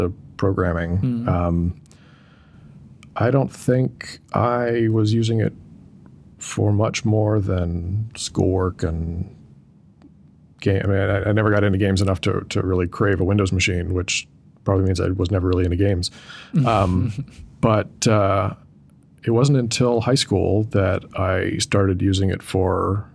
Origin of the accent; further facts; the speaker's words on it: Bay Area, California, United States; moved away as an adult; also born or lived in Massachusetts / San Francisco / Berkeley / Western Massachusetts; now in Seattle, United States; moved to the Bay Area. So I lived in San Francisco until 6th grade or so. And then I moved to Berkeley, where I stayed till the end of high school